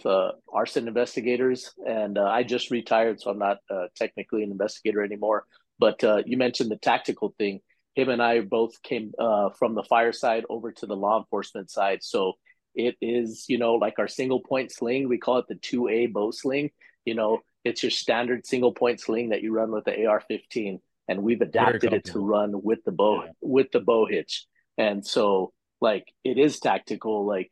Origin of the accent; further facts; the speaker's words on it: New Mexico, United States; we're from New Mexico, we're Western hunters